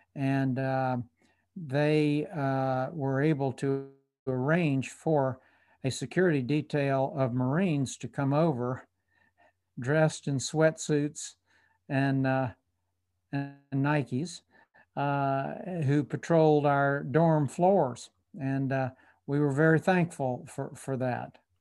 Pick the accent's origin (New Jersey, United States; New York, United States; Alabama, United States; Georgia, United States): Georgia, United States; Atlanta; also born or lived in Tallahassee, Florida; Atlanta was my hometown